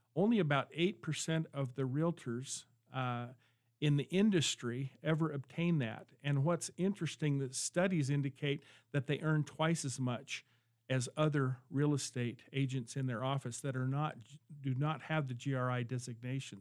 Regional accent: Gooding, Idaho, United States; also born or lived in Caldwell, Idaho / Boise, Idaho; I'm a native Idahoan. I was born in Caldwell, raised in Gooding, came to Boise State in seventy-one, seventy-two

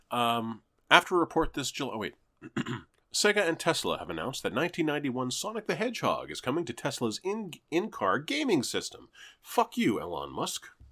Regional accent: Canada; I'm a Canadian, ethnically Jewish

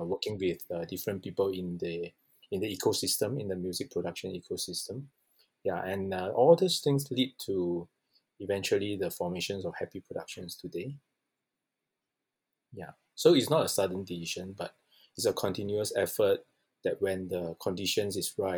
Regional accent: Malaysia; I grew up in Malaysia.

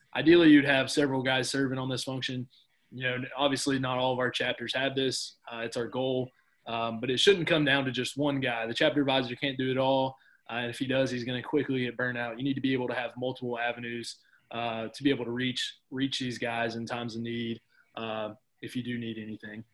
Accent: Cookeville, Tennessee, United States; my college was in my hometown that I grew up

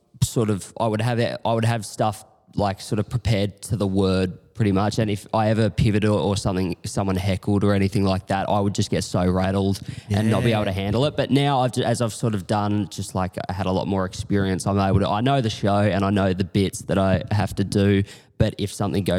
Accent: Corowa, New South Wales, Australia; moved away as an adult; now in Melbourne, Australia; I grew up in Corowa, just like near Albury Wodonga sort of area, just a small town on the river

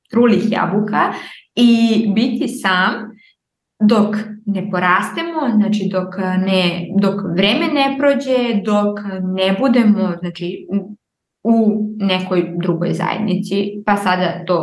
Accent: Niš, Southern and Eastern Serbia, Serbia; kada sam došla iz Niša u Aleksandrovac, ja sam isto bila ja ne pripadam ovde, znači ovi sada drugačije pričaju i ja hoću moje drugare iz Niša

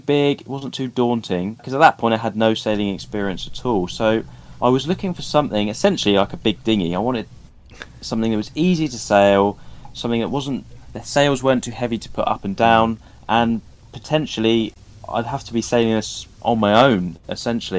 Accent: Southampton, South East England, United Kingdom; I'm from Southampton, where I've lived and worked all

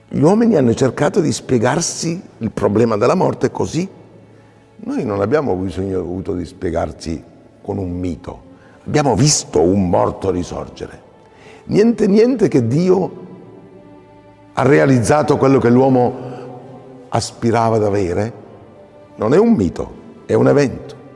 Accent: Acireale, Sicily, Italy; io vengo da Acireale, Acicastello, Acitrezza, nel catanese, sotto Letna, no?

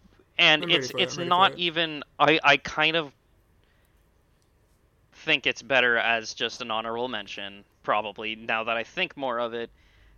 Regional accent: England, United Kingdom; damn, I'm English. This sucks.

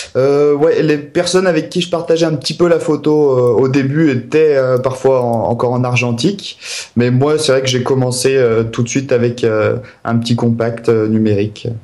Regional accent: Maurienne valley, Alps, Auvergne-Rhône-Alpes, France; je suis originaire des Alpes. De, la vallée de la Maurienne, la plus longue vallée des Alpes. Donc j'ai vraiment grandi au cœur des montagnes

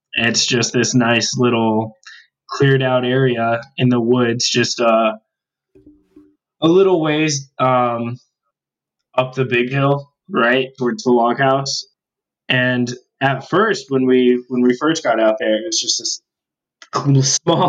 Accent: Tucson, Arizona, United States; now in Tempe, United States; I'm from Tucson and I'm still a Wildcat at heart.

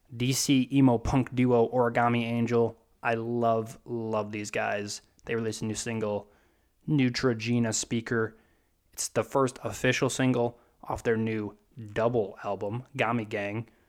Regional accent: Wisconsin, United States; I'm from Wisconsin

